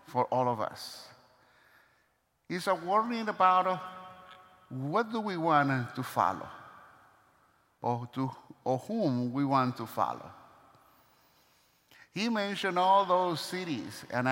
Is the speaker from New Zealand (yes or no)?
no; Venezuela; moved away; my hometown, from Venezuela